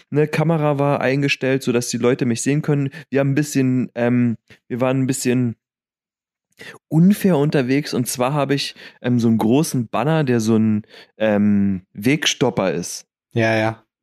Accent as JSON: {"language": "German", "town": "Lüdenscheid", "region": "North Rhine-Westphalia", "country": "Germany", "tie": "born or raised there", "said": "in Lüdenscheid, in meiner Heimat"}